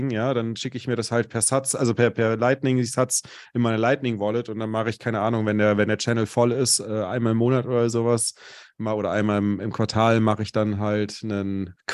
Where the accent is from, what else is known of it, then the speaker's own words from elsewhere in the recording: Cologne, North Rhine-Westphalia, Germany; now in Munich, Germany; meine Heimatstadt ist Köln.